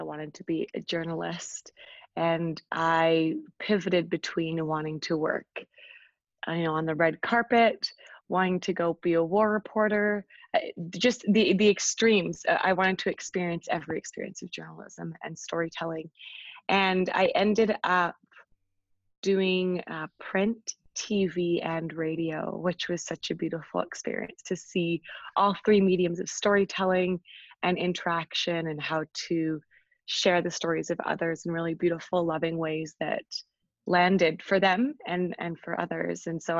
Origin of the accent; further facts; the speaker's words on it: England, United Kingdom; now in Canada; So I moved from England to this really adorable farming town, which I absolutely love.